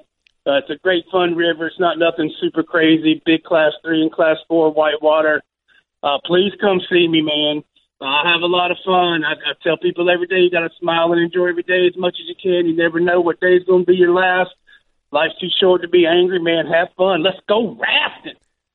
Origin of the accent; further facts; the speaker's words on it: North Carolina, United States; now in Alaska, United States; growing up in North Carolina back in the 80s